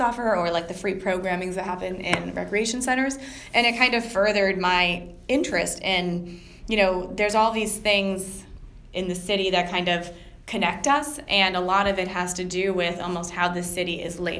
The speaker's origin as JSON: {"language": "English", "region": "New Jersey", "country": "United States", "tie": "born or raised there", "moved": "as an adult", "lives_now": "New York City, United States", "said": "I grew up in New Jersey, and I went to school at Rutgers"}